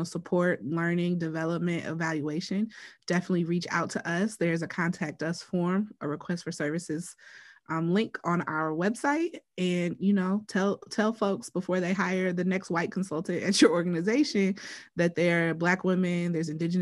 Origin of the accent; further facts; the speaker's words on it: Wisconsin, United States; I am from Wisconsin